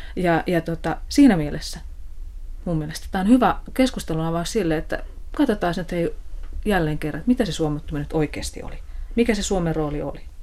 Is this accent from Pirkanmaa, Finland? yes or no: yes; Tampere, Pirkanmaa, Finland; mä oon tamperelainen ja, ja tota, on elänyt lapsuuteni – lapsuuteni alueella, jossa oli hyvin paljon työläisperheitä